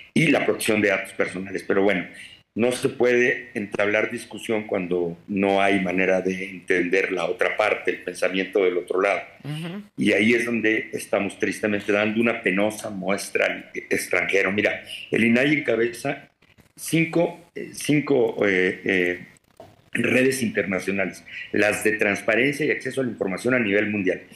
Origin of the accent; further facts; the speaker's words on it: Mexico; como mexicano